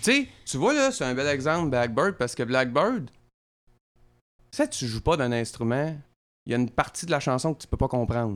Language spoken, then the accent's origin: French; Drummondville, Quebec, Canada; je viens de Drummondville. Chez nous, là, c'est populaire en tabaslac, la musique